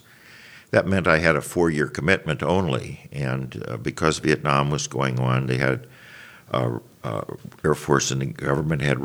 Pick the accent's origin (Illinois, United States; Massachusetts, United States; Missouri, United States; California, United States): Missouri, United States; St. Louis; also born or lived in Greendale, St. Louis County, Missouri; I was born in St. Louis and lived in St. Louis, North St. Louis, until I was 10 years old, and my parents moved to Greendale, which is near Normandy Golf Course